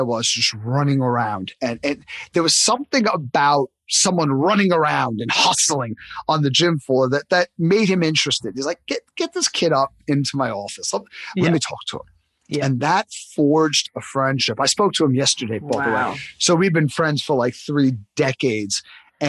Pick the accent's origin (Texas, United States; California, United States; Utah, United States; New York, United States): New York, United States; New York City; I grew up in Coney Island